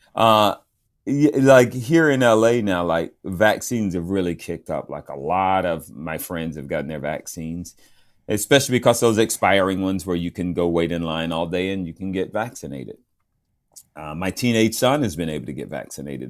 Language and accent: English; the South, United States; moved away; also born or lived in Georgia; I grew up around NASCAR growing up in the South